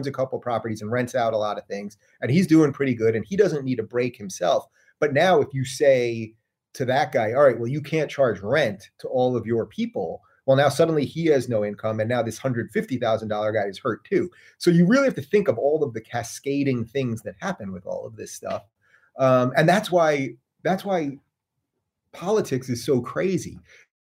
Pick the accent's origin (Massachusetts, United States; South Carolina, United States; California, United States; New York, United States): New York, United States; I'm a New Yorker.